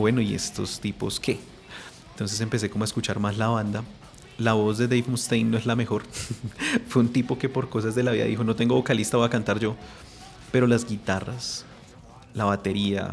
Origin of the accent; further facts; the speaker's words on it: Bogotá, Colombia; nací aquí en Bogotá